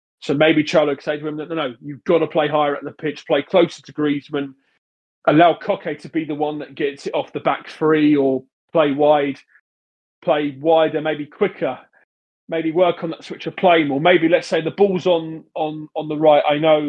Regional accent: England, United Kingdom; growing up in England, it's a culture that you go to away games

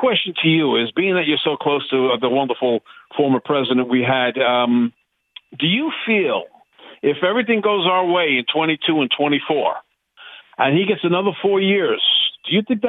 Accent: Long Island, New York, United States; moved away as an adult; now in North Carolina, United States; I'm a transplant. I'm from Long Island, New York, and I've been down here in North Carolina for 15 years.

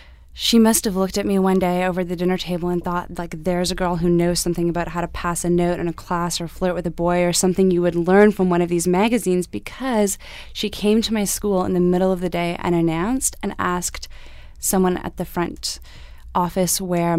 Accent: Canada; I am Canadian.

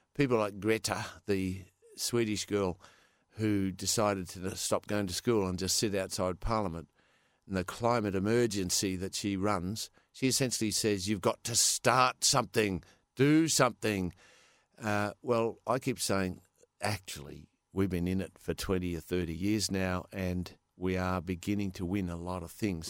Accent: Perth, Western Australia, Australia; also born or lived in California; I was born in Perth

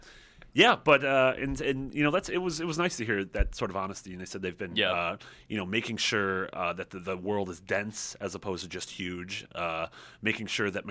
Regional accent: Chicago, Illinois, United States; I'm also from Chicago, which is the weird thing.

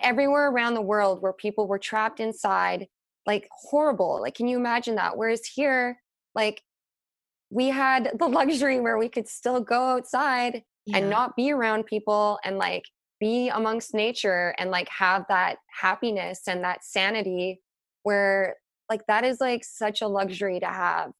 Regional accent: Whistler, British Columbia, Canada; also born or lived in London; now in Vancouver, Canada; growing up in Whistler

